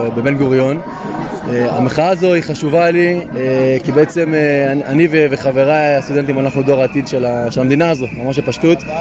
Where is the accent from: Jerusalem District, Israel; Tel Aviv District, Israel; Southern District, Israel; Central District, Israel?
Central District, Israel; Ra'anana; מקור מרעננה